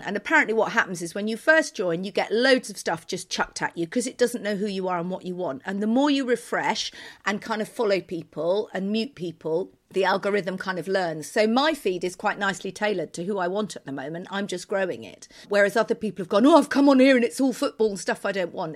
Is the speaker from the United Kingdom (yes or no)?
yes; United Kingdom; now in Turin, Italy